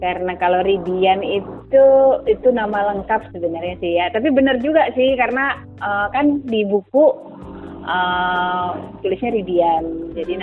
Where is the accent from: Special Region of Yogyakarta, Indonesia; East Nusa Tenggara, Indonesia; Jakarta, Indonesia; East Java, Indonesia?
Special Region of Yogyakarta, Indonesia; Yogyakarta; also born or lived in Papua / Fakfak; sampai SMP saya ke Jogja ikut orang tua saya kuliah